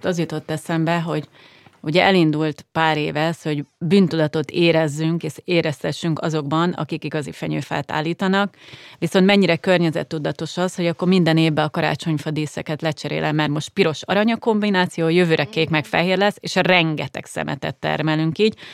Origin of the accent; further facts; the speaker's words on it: Szeged, Csongrád-Csanád, Hungary; now in Budapest, Hungary; én ugye vidéki lány vagyok, ott is ahonnan jövök Szegedről